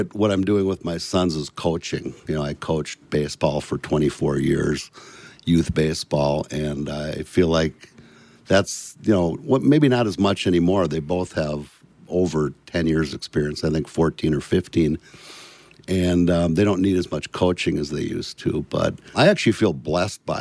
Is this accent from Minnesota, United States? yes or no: yes; Bloomington, Minnesota, United States; also born or lived in Richfield, Minnesota; born in Richfield, Minnesota, and raised in Bloomington, Minnesota.